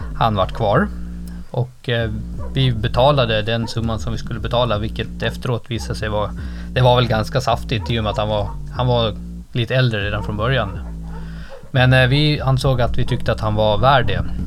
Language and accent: Swedish; Gotland, Sweden; på Gotland, där jag kommer från uppvuxen